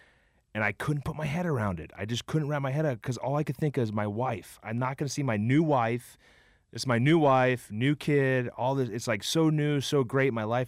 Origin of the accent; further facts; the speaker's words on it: Cincinnati, Ohio, United States; And Aaron Cook and I played when we were growing up in Cincinnati.